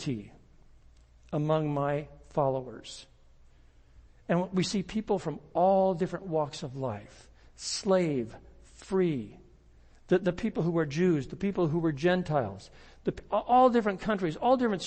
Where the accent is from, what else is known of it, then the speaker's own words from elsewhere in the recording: Central Valley of California, United States; moved away as an adult; also born or lived in Kansas; raised up in the Central Valley of California.